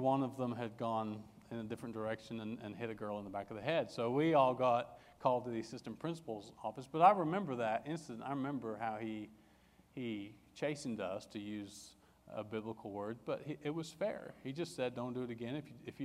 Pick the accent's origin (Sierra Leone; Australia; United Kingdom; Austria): United Kingdom; England; I grew up in England